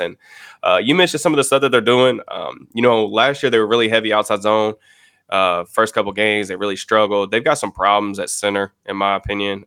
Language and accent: English; Louisville, Kentucky, United States; I'm actually from Louisville, Kentucky